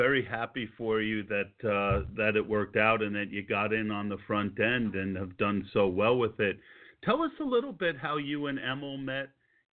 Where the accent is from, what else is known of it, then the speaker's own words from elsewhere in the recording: New Jersey, United States; moved away; also born or lived in New York; I grew up in New Jersey